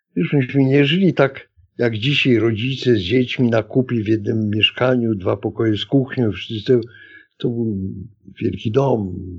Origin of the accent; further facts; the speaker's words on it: Warsaw, Masovian Voivodeship, Poland; Urodziłem się w przyzwoitej klinice położniczej w Warszawie.